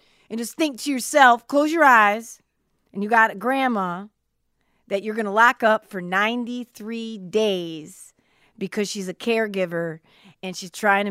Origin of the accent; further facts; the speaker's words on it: Cedar Springs, Michigan, United States; I'm from Cedar Springs, Michigan